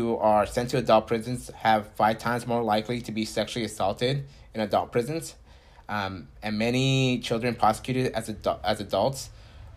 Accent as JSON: {"language": "English", "town": "Santa Maria", "region": "California", "country": "United States", "tie": "born or raised there", "said": "I'm a Santa Maria native too"}